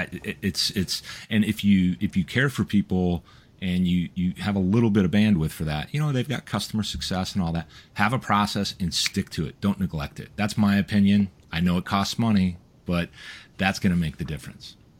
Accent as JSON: {"language": "English", "region": "Midwest", "country": "United States", "said": "we come from the Midwest"}